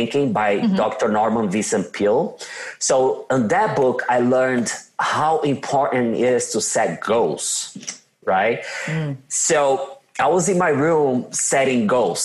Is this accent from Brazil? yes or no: yes; São Paulo, Brazil; accent: Brazilian; English is a second language; now in United States; I am from São Paulo, Brazil. São Paulo is just like a New York City, let's say like that. You can tell by my badass accent that I'm from Brazil